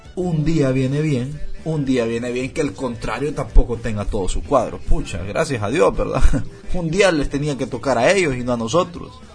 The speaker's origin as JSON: {"language": "Spanish", "country": "Honduras", "said": "como hondureño"}